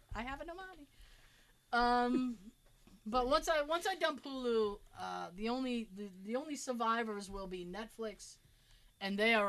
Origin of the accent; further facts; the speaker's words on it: United States; And it's like, I'm an American and I'm spoiled.